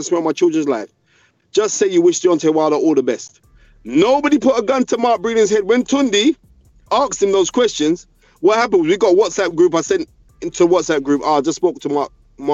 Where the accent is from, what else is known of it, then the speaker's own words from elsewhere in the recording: United Kingdom; I love being from Great Britain